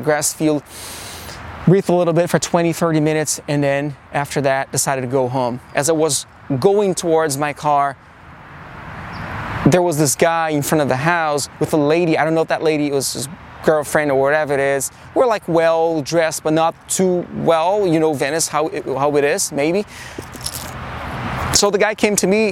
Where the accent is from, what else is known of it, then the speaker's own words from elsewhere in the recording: Brazil; moved away as an adult; also born or lived in New York City, United States; now in Los Angeles, United States; born and raised in Brazil